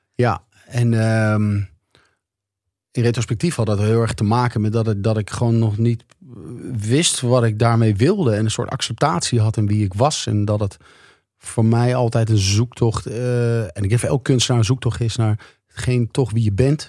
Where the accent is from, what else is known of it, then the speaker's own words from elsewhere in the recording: Leusden, Utrecht, Netherlands; mijn ouderlijke huis, waar ik ben opgegroeid